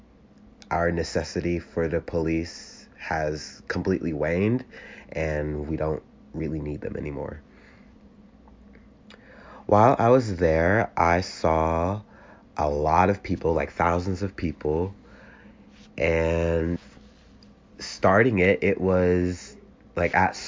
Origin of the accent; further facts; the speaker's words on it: Columbus, Ohio, United States; I am from Columbus, Ohio, and I go to The Ohio State University